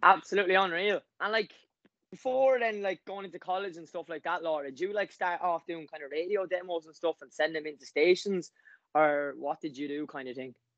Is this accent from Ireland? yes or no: yes; Wexford, Leinster, Ireland; I'm from Wexford.